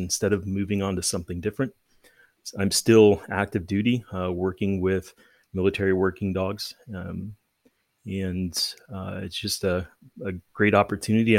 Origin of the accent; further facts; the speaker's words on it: Tucson, Arizona, United States; now in Colorado, United States; I was born and raised in Tucson, Arizona